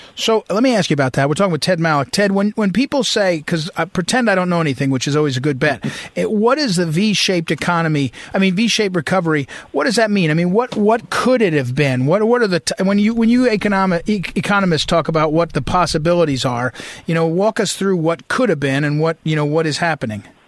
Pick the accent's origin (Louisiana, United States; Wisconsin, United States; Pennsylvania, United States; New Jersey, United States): New Jersey, United States; moved away as an adult; also born or lived in St. Louis, Missouri; I grew up in New Jersey